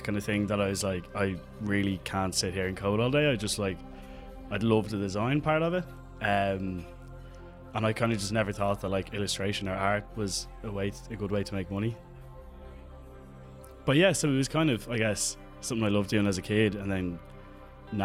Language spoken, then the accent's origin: English; Dublin, Leinster, Ireland; I'm an artist from Dublin